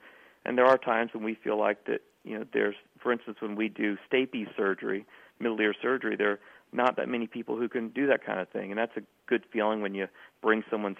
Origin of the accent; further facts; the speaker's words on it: South Carolina, United States; my hometown in South Carolina